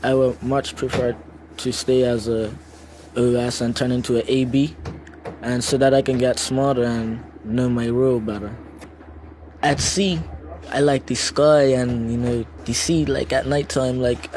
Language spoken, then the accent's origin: English; Bermuda; I come from Bermuda